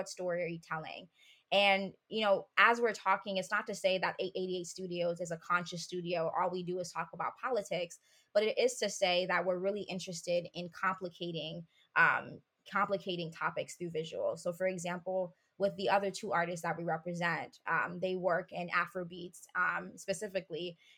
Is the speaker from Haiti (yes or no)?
yes; Haiti; I did a lot of reading on learning about my culture as a Haitian person. I grew up in Haiti.